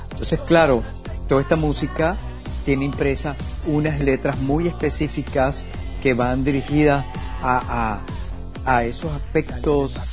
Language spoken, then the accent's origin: Spanish; Venezuela; Yo vengo, vengo de Venezuela, de estar haciendo música pop, vengo de todo, vengo del rock and roll